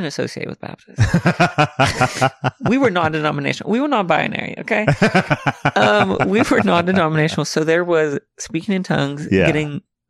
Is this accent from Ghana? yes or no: no; Alma, Arkansas, United States; So I was born and raised in Alma, Arkansas.